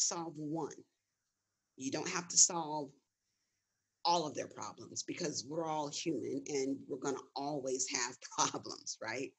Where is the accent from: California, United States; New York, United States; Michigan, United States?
California, United States; Gardena; I'm I'm I'm originally from Los Angeles, specifically Gardena.